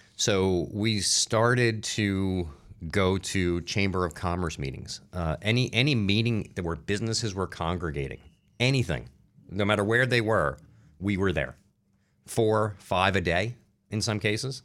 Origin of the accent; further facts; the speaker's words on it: Newark, New Jersey, United States; also born or lived in Irvington, New Jersey; I grew up in New Jersey. Like I said, I grew up in Newark, in, uh, Irvington.